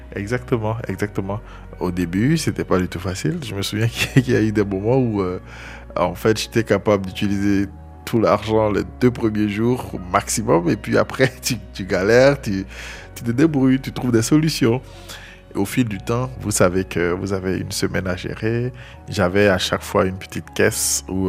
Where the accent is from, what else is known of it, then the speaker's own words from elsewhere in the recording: Abongoua, Côte d’Ivoire; je suis originaire de Bonguano, précisément d'Abongwa, à l'est de la Côte d'Ivoire. J'ai grandi là-bas.